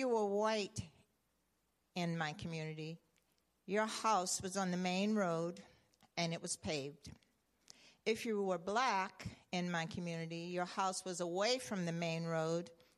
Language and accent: English; the South, United States; as a young child growing up in the South